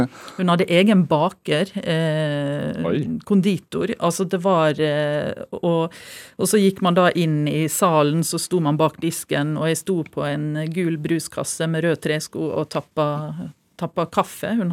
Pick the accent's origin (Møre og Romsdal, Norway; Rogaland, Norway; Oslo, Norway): Møre og Romsdal, Norway; Stranda; born or raised there